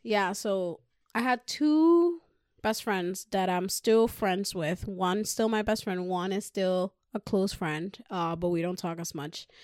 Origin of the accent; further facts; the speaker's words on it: Puerto Rico; now in United States; growing up in the island, I was very mischievous